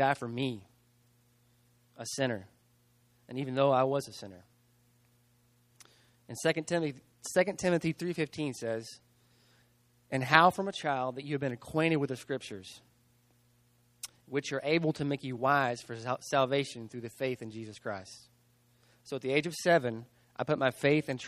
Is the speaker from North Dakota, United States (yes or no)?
no; Stephenville, Texas, United States; I was born and raised here in Stephenville